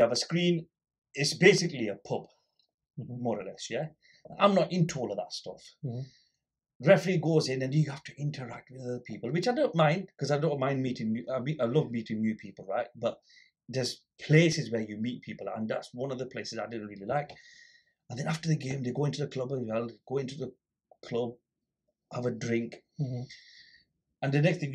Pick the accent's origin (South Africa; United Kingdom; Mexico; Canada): United Kingdom; Blackburn, North West England; I grew up in Little Harwood, so Benson Street Corner Shop was ours